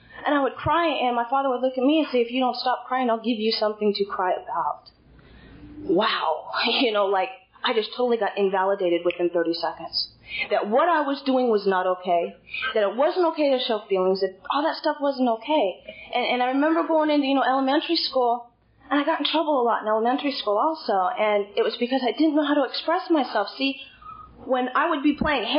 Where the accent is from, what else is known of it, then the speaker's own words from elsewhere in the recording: Hollister, California, United States; I'm actually from Hollister